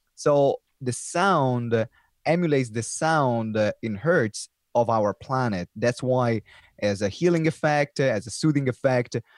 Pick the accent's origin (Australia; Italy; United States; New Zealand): Italy; English is a second language; now in United Kingdom